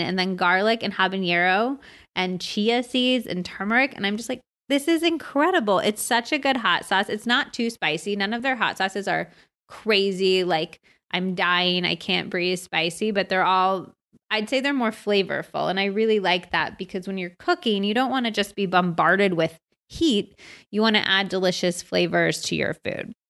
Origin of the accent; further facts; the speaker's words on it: United States; also born or lived in California / Arizona; I grew up in California and Arizona